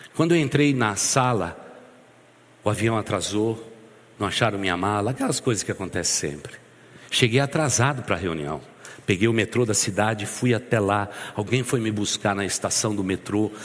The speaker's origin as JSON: {"language": "Portuguese", "town": "Santo André", "region": "São Paulo", "country": "Brazil", "moved": "yes", "said": "eu que saí lá do Jardim das Maravilhas em Santo André, glorioso Jardim das Maravilhas em Santo André, na grande Santo André"}